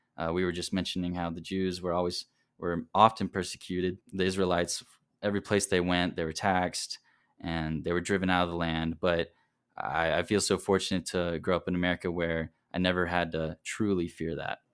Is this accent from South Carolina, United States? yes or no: yes; South Carolina, United States; now in Provo, United States; I'm originally from South Carolina, but currently living here in Provo.